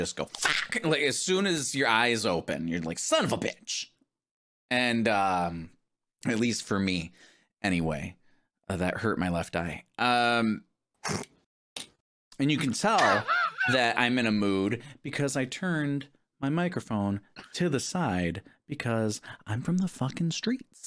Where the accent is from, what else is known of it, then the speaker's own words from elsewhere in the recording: Detroit, Michigan, United States; now in Virginia, United States; growing up in Detroit